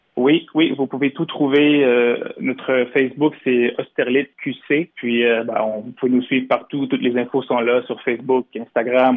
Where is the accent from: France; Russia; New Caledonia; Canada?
Canada; Montreal, Quebec; je suis, on est montréalais